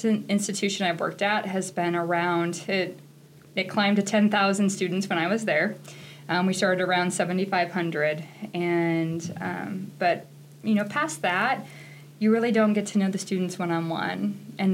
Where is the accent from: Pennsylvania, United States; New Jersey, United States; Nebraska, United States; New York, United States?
Nebraska, United States; Tekamah; moved away as an adult; also born or lived in Kentucky / Texas; now in Chadron, United States; I am from Takema, Nebraska. It's a small town in northeast Nebraska